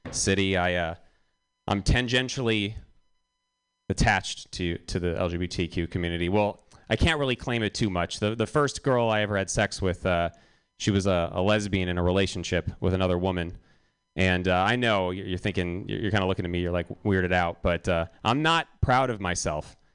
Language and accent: English; Los Angeles, California, United States; now in San Francisco, United States; I'm from California and I live here now. Uh, well, I know that doesn't really make sense. I'm from LA and I live here now, and it's good to live in San Francisco.